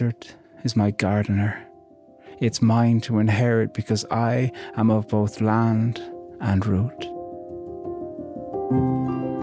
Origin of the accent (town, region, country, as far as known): Ireland